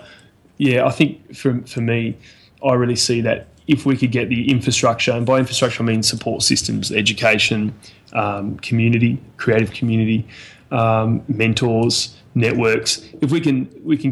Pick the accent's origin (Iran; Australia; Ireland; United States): Australia; Tasmania; also born or lived in Brisbane, Queensland; was born in Tassie and have been here most of my life